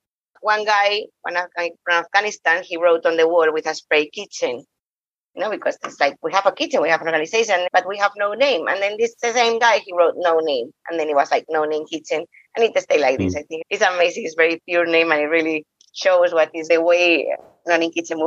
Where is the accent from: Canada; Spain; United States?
Spain; English is a second language; also born or lived in Bosnia; I'm from Spain